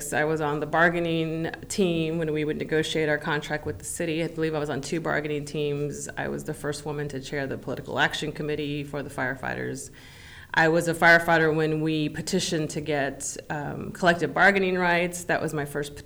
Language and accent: English; San Antonio, Texas, United States; moved away as an adult; now in Austin, United States; I grew up in San Antonio